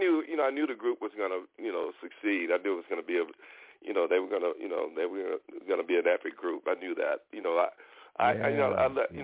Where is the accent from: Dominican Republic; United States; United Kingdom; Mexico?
United States; Houston, Texas; moved away as an adult; now in Los Angeles, United States; Born and raised in Houston, Texas